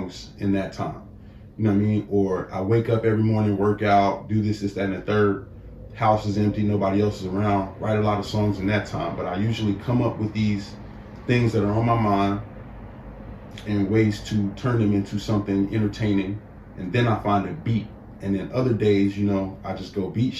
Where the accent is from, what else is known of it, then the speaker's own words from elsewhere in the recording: Inglewood, California, United States; growing up in Inglewood